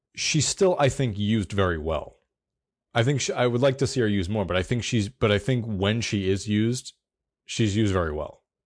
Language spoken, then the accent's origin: English; the American South, United States; I am from the South